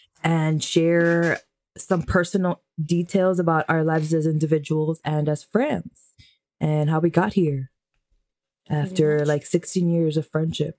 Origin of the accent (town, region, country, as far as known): New York City, New York, United States; born or raised there